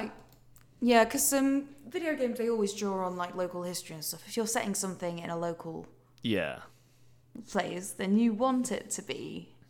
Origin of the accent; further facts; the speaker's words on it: Yorkshire and the Humber, United Kingdom; accent: Yorkshire; Oh, no, I can't. I've lost my Yorkshire accent.